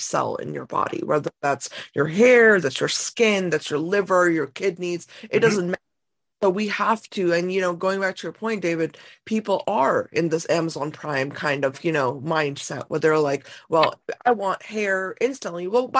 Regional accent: India; me, as an Indian woman, how my hair is growing.

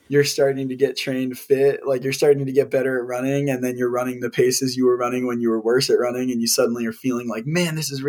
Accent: Denver, Colorado, United States; moved away as an adult; now in Anchorage, United States; I'm not from here, I'm from Denver, and so when I like moved up here

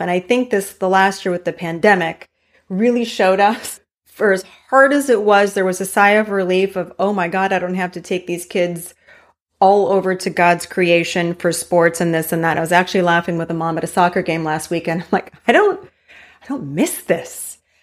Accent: Hawaii, United States; moved away; growing up in Hawaii

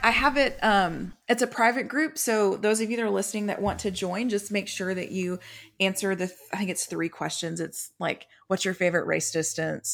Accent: Texas, United States; I'm from Texas.

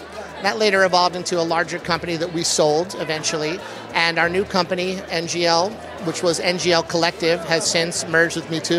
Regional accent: New York, United States; moved away as an adult; now in Los Angeles, United States; I'm a New Yorker who just transplanted to the West Coast

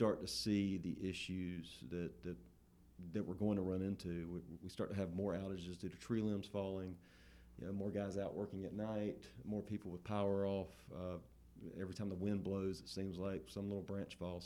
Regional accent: Thomasville, Georgia, United States; I grew up here in Thomasville

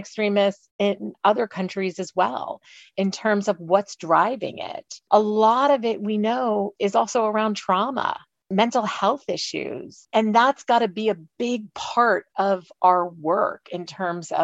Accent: United States; I'm an American lawyer

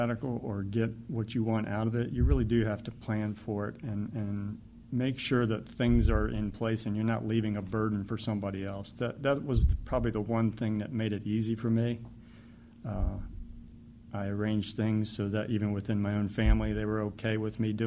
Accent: Maryland, United States; also born or lived in West Virginia; I grew up in Maryland and lived in West Virginia for a time.

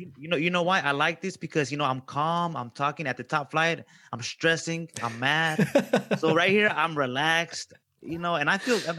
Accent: Austin, Texas, United States; I grew up here in Austin. This is my city. You know, I love Austin.

